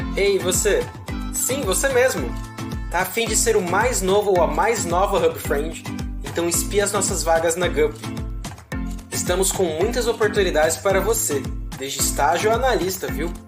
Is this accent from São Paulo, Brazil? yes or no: yes; Mogi das Cruzes, São Paulo, Brazil; sou aqui de Mogi das Cruzes mesmo, então onde a Hubify fica, onde é a nossa matriz aqui. E nasci aqui, cresci aqui